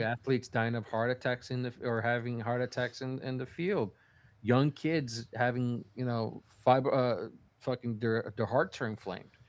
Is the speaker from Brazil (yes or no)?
yes; Brazil; moved away; I was growing up in Brazil